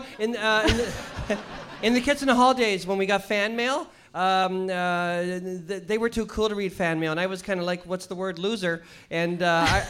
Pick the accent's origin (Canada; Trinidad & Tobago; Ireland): Canada; I'm a Canadian